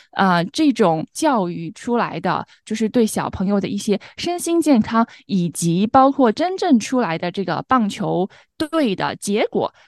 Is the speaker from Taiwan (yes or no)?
no; China; now in United States; 我们中国人